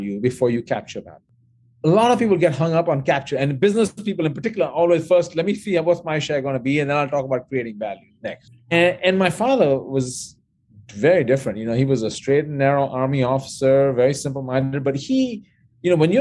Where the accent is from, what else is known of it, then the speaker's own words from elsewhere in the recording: New Delhi, Delhi, India; moved away; I grew up in New Delhi, India, and I went through high school there and college there